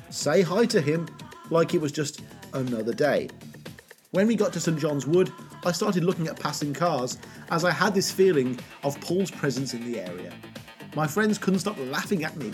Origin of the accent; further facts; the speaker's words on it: Poland; I'm from Poland